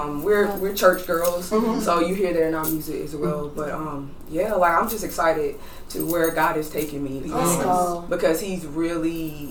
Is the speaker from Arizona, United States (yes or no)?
no; Lancaster, South Carolina, United States; I'm from Lancaster, South Carolina, but we call it Lancaster.